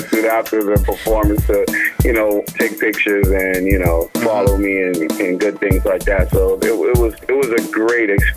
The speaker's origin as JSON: {"language": "English", "town": "Boston", "region": "Massachusetts", "country": "United States", "tie": "born or raised there", "said": "Well, I'm from Boston, obviously. I'm from Dorchester"}